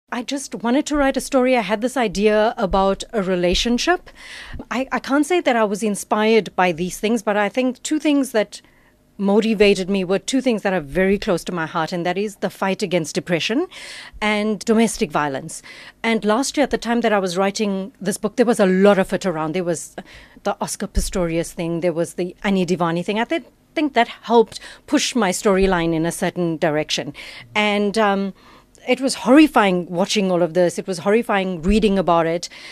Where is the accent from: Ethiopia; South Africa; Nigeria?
South Africa; Shallcross, KwaZulu-Natal; I grew up in Shallcross.